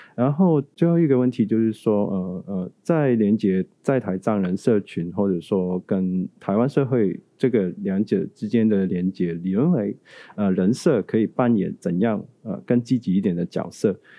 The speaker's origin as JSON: {"language": "Chinese", "country": "Hong Kong", "tie": "born or raised there", "moved": "yes", "lives_now": "Taiwan", "said": "作为一个成长于九零年代的香港人"}